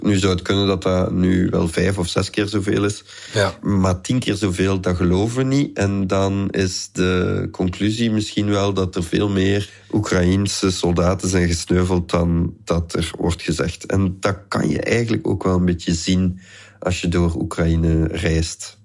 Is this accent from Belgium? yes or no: yes; Flanders, Belgium; bij ons in Vlaanderen